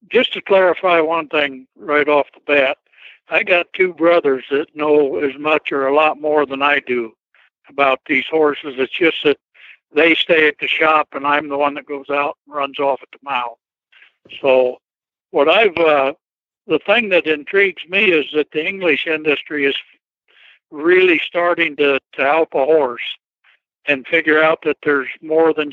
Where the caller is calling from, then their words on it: Marshfield, Missouri, United States; Uh, we live in Marshfield, Missouri. So we're in the middle of Missouri.